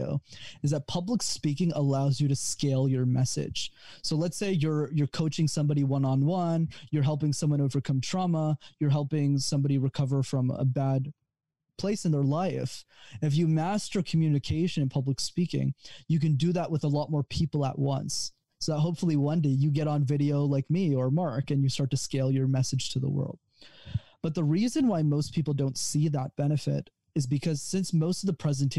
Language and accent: English; Montreal, Quebec, Canada; I'm actually from Montreal, but I come to the States a lot for business.